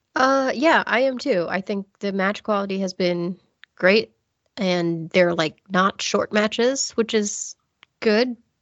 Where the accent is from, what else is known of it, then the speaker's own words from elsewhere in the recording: United States; I'm American educated